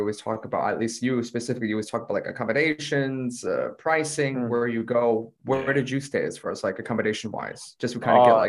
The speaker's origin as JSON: {"language": "English", "country": "United States", "said": "I'm American"}